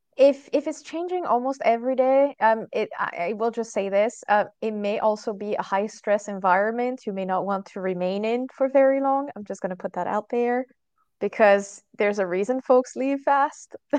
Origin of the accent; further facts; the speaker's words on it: France; moved away; I'm originally from France